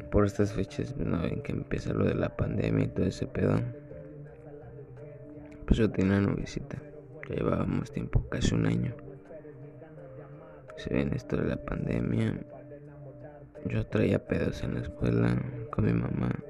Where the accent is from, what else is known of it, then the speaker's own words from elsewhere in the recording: Costa Rica, Veracruz, Mexico; Soy del estado de Veracruz, de la ciudad de Costa Rica tengo 22 años.